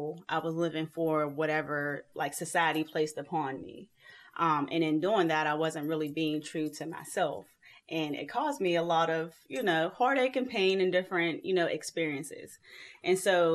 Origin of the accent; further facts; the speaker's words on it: Pittsburgh, Pennsylvania, United States; I'm from Pittsburgh, Pennsylvania